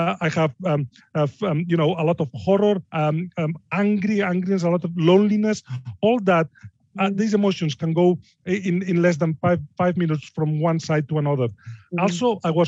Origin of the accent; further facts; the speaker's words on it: Barcelona, Catalonia, Spain; English is a second language; moved away as an adult; now in Yorkshire, United Kingdom; I'm from Barcelona